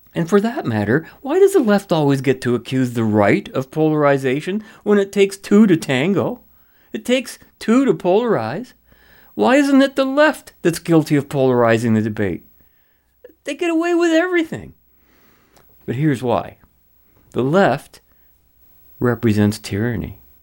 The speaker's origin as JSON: {"language": "English", "country": "Canada"}